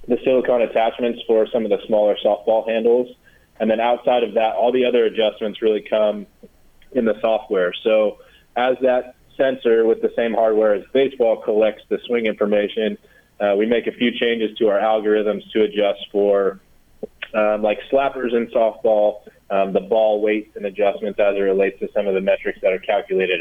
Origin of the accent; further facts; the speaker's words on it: Michigan, United States; moved away; I grew up in Michigan